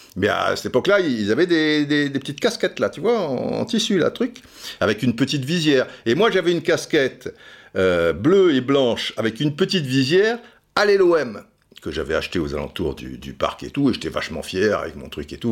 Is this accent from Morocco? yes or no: no; Cannes, Provence-Alpes-Côte d'Azur, France; also born or lived in Brazzaville, Republic of the Congo; petit canois, tu vois, j'ai jamais sorti de mon trou, euh, truc. Enfin, j'étais déjà sorti de mon trou, puisque je suis né à Brazzaville et j'atterris à Cannes